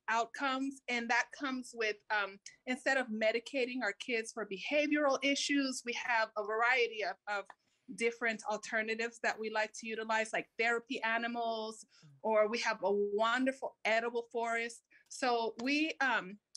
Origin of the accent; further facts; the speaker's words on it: California, United States; I was born here